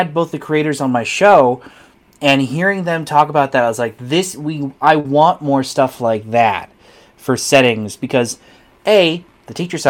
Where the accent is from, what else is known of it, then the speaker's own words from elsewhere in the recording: small town rural New Hampshire, United States; growing up in New England, it's not a very diverse area, especially in small town rural New Hampshire.